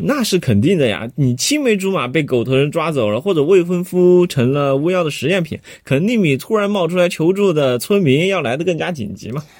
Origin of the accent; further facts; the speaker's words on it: Chengdu, Sichuan, China; 咱们成都人